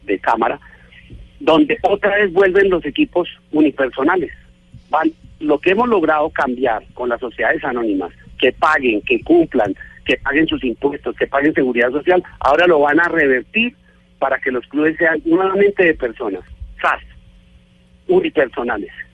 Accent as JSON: {"language": "Spanish", "country": "Colombia", "said": "Yo como, colombiano"}